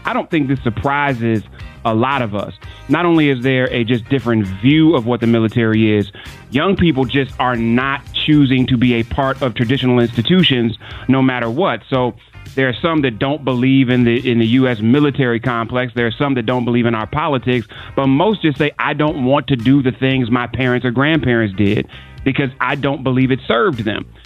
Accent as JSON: {"language": "English", "town": "Cleveland", "region": "Ohio", "country": "United States", "tie": "born or raised there", "said": "my hometown, a suburb of Cleveland, Parma, Ohio"}